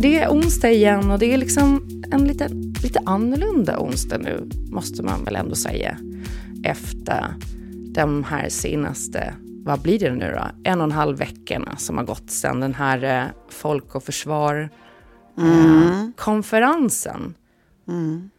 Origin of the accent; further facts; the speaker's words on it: Visby, Gotland, Sweden; accent: Gotlandic / Stockholm; moved away; Sankt Hansskolan i Visby när jag gick där, för det har jag ju pratat om förut, att jag blev mobbad om jag pratade gotländska i skolan och jag blev eh, utmålad som prinsessan Madeleine om jag pratade stockholmska hemma